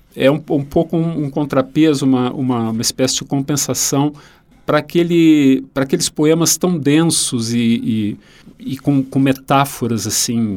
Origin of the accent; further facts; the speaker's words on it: Rio Grande do Sul, Brazil; um autor da minha terra